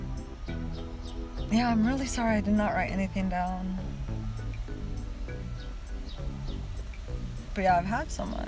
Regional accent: Seattle, Washington, United States; first language Spanish; English is a second language; also born or lived in Mexico; I grew up in the Seattle area

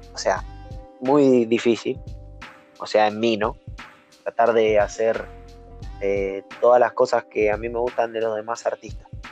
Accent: Tigre, Buenos Aires Province, Argentina; soy argentino soy de tigre

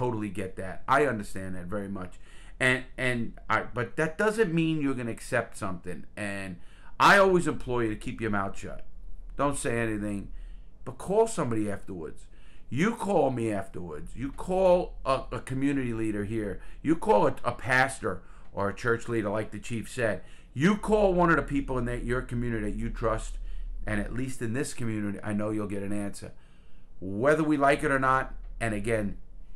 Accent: New York, United States; now in Palm Bay, United States; We're both from New York.

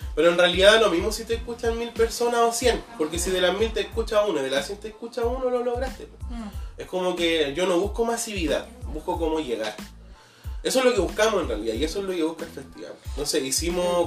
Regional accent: Machalí, O'Higgins, Chile; also born or lived in Santiago / Cajón del Maipo; now in Pichilemu, Chile; llegamos a Machali, que es donde vivía Erika. Mm de De hecho, vivimos 18 años en la misma calle

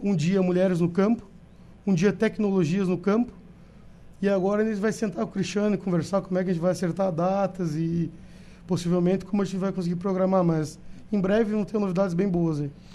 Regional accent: São José dos Ausentes, Rio Grande do Sul, Brazil; Mas eu sou de Ausentes

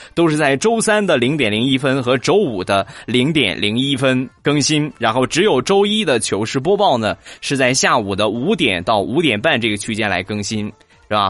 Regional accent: Rizhao, Shandong, China; 我家乡的特产，日照绿茶

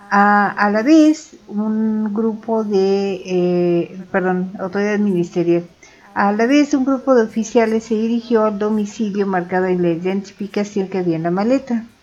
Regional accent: State of Mexico, Mexico; Soy dos veces mexicano

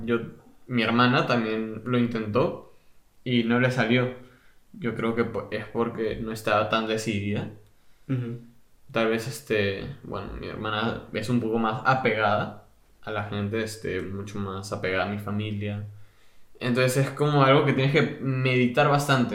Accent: Peru; now in England, United Kingdom; yo vengo de Perú, que gana como dos años seguidos destino culinario mundialmente

